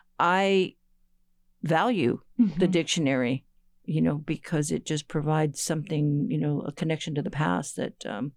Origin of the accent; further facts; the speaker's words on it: Guam; It's interesting because language from where I'm from Guam, yeah, the Chamorro language was also oral.